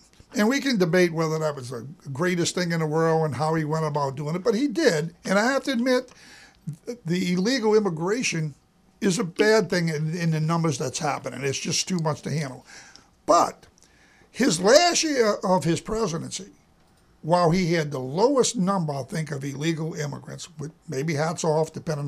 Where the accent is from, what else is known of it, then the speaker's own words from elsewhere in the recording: Louisiana, United States; I'm from Louisiana